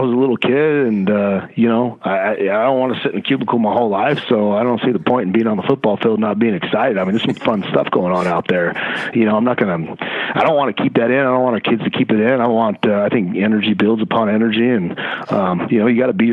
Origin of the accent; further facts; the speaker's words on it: Livermore, California, United States; now in Las Vegas, United States; me as well, is from Livermore, California, which is really close to Concord